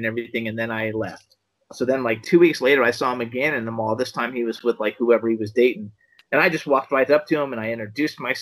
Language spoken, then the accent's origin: English; Miami, Florida, United States; moved away as an adult; I was from Miami. I lived there for the first 50 years of my life.